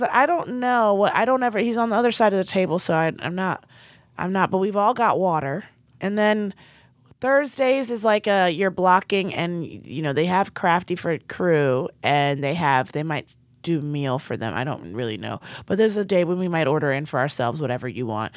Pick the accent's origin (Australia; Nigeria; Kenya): Nigeria; as a Nigerian